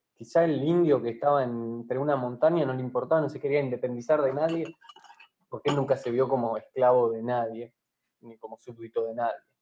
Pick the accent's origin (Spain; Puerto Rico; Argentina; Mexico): Argentina; otra cosa que tiene el país nuestro